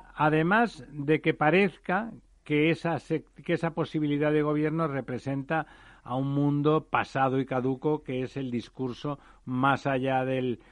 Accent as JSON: {"language": "Spanish", "region": "Catalonia", "country": "Spain", "said": "como decimos por allí mi tierra"}